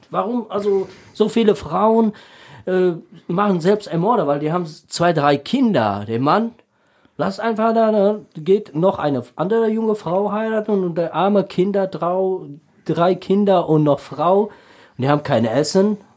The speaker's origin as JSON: {"language": "German", "country": "Tajikistan", "tie": "born or raised there", "second_language": "German", "said": "Ja, in Tadschikistan, also ich war in einer Mittelteilfamilie, äh, nicht so reich und nicht so arm"}